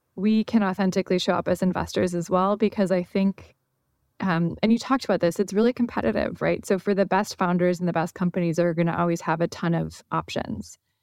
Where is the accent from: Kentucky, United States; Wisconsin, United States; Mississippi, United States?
Wisconsin, United States; now in San Francisco, United States; I grew up sailing in Wisconsin on Lake Michigan